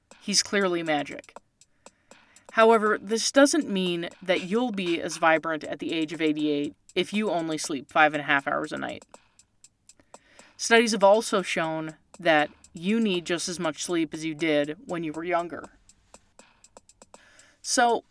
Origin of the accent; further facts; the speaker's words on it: Canada; moved away; I'm from Canada originally